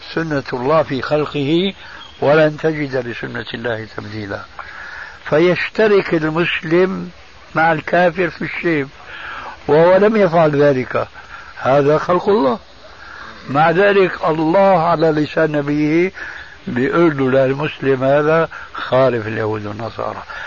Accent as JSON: {"language": "Arabic", "country": "Syria", "said": "عندنا في سوريا"}